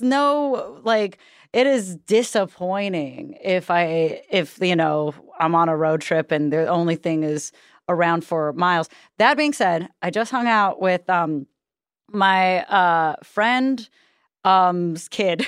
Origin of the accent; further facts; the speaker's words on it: San Leandro, California, United States; now in Los Angeles, United States; I grew up in the East Bay, um, like, close to Oakland, close to Berkeley, um, in a place called San Leandro